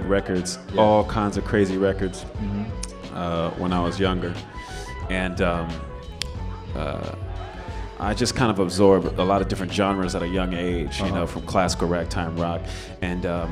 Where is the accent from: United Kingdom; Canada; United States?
United States; Pasadena, California; moved away as an adult; now in New York, United States; I'm from California, grew up in Pasadena.